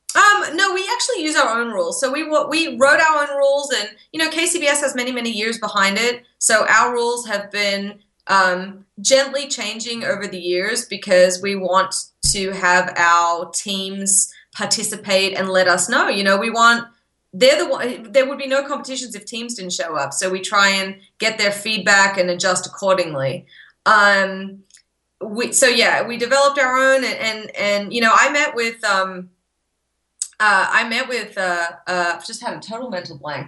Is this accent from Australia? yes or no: yes; Australia; born or raised there; moved away as an adult; now in Texas, United States